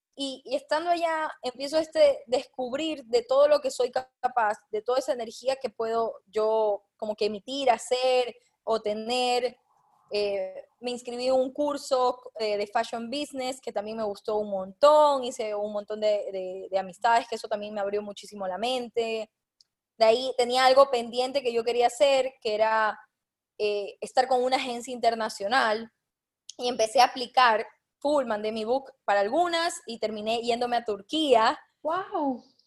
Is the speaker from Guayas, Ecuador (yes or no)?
yes; Guayaquil, Guayas, Ecuador; yo soy de Guayaquil